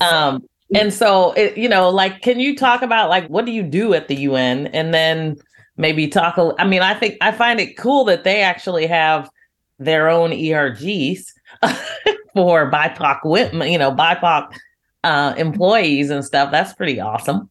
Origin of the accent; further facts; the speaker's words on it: United States; as an American